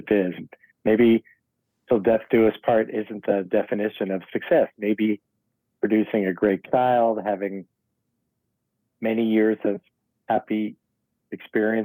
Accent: New York City, New York, United States; I was born in the Tawny Riverdale section of the Bronx

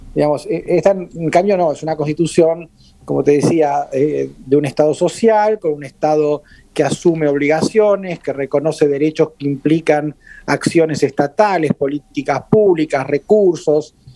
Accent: Argentina; yo soy argentino

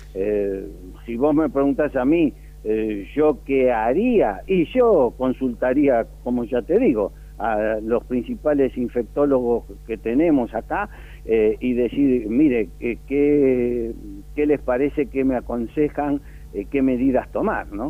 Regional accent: Buenos Aires, Argentina; yo cuando era chiquito vivía en Villa del Parque

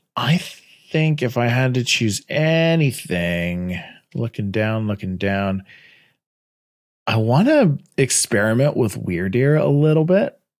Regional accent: Canada; I'm Canadian

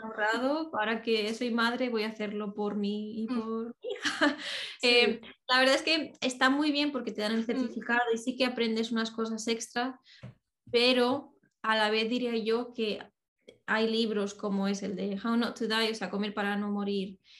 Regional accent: Spain; moved away as an adult; now in United Kingdom; yo incluso siendo de allí

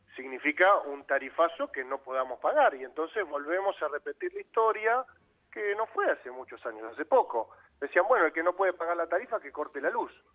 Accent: San Isidro, Buenos Aires Province, Argentina; yo soy de San Isidro

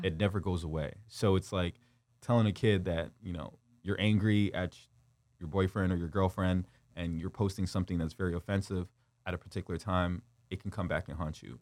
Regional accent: Windsor, Ontario, Canada; also born or lived in Kigali, Rwanda / North Carolina / Detroit; we moved to Windsor, Ontario, and then when I was six years old, and, uh, I've kind of resided and grew up in Windsor

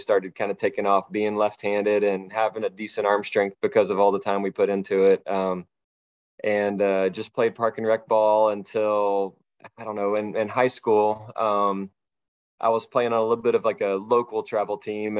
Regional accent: Dahlonega, Georgia, United States; I grew up in Dahlonega, Georgia, which is, a little bit north of Atlanta in the rural mountains type area

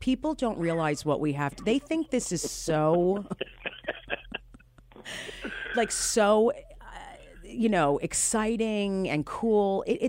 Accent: South Orange, New Jersey, United States; I grew up in New Jersey. I grew up in South Orange, New Jersey

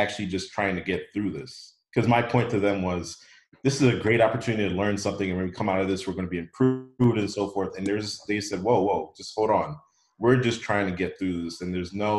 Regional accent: Washington, District of Columbia, United States; moved away as an adult; now in Bermuda; I'm originally from the Washington, D.C. area

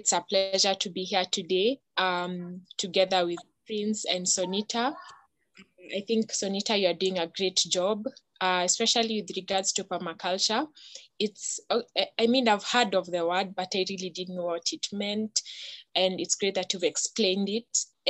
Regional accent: Nairobi, Kenya; I'm from Nairobi, Kenya.

